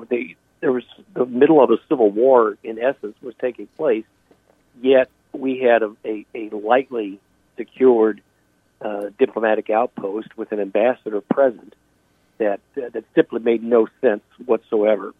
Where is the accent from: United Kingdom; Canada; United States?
United States; as an American